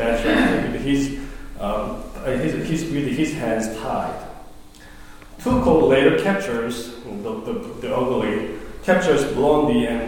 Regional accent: South Korea; moved away; when I was growing up in Korea

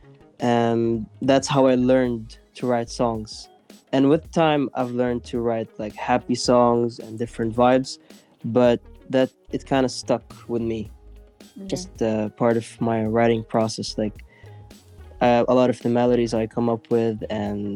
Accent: Lebanon; moved away; also born or lived in Kuwait / Oslo / Stockholm; where I grew up in Lebanon

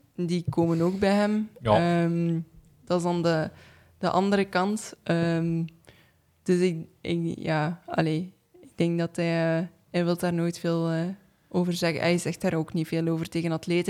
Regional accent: East Flanders, Belgium; also born or lived in Hamme / Leuven; ik ben van Oost-Vlaanderen

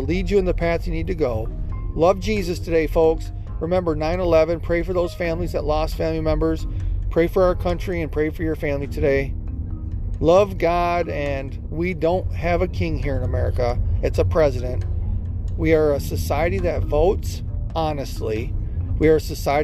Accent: United States; We're Christians, we're American Christians

